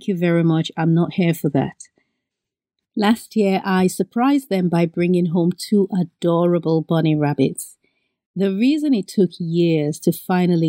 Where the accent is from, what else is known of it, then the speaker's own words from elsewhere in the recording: Benin; moved away; I grew up in Benin and we're surrounded by a lot of land and a lot of sun.